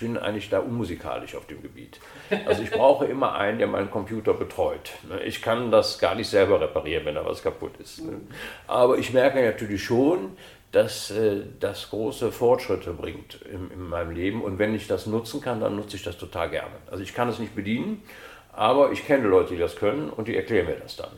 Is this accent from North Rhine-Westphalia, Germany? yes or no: yes; Cologne, North Rhine-Westphalia, Germany; Widersdorf heißt das, das ist heute das größte Neubaugebiet Europas, wo halt Siedlungen für Familien gebaut wurden. Und in diesem Rand davon hab ich, bin ich halt aufgewachsen